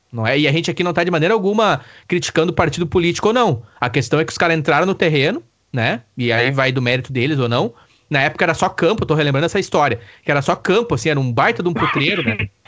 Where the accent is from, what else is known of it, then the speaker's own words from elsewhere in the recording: Araricá, Rio Grande do Sul, Brazil; also born or lived in Sapiranga; Eu nasci em Sapiranga, né?